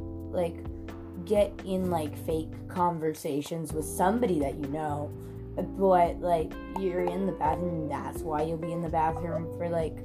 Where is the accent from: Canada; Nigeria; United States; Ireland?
Canada; I'm the Canadian in this situation.